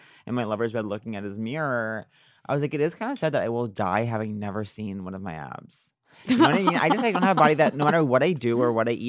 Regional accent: Long Island, New York, United States; I'm randomly from Long Island.

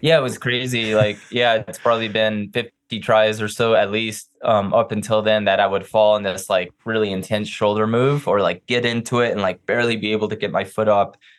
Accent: New Mexico, United States; moved away as an adult; being back in New Mexico, I grew up here.

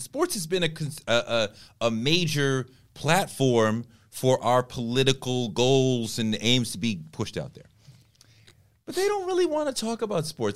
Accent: Boston, Massachusetts, United States; I grew up in Boston.

